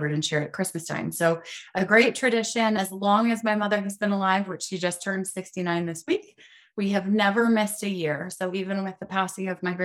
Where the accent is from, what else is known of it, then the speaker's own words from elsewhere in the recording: Pueblo, Colorado, United States; I was born and raised in Pueblo, Colorado.